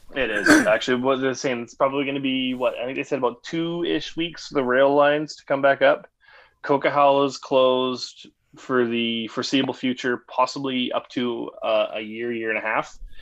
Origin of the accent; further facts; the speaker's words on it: Victoria, British Columbia, Canada; moved away as an adult; now in Lloydminster, Canada; I'm originally from Victoria.